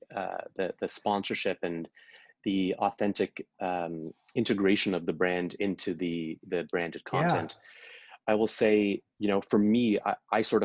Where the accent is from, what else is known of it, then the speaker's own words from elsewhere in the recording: Ottawa, Ontario, Canada; They both live in Ottawa, still my hometown